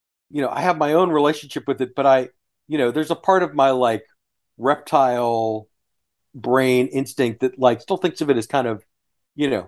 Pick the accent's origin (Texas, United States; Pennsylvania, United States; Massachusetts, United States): Texas, United States; Houston; as a family growing up in Houston